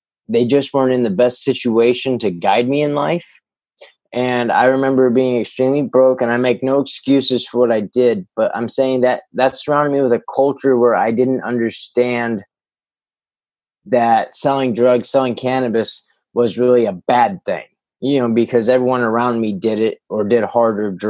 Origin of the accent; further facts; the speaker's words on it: Northern California, United States; also born or lived in San Jose, California / Illinois; I was born in San Jose. We moved up to Northern California